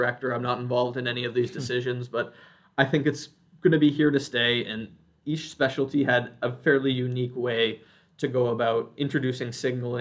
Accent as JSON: {"language": "English", "region": "Midwest", "country": "United States", "tie": "born or raised there", "moved": "yes", "said": "I grew up in the Midwest, so I was more willing to look at programs in the Midwest"}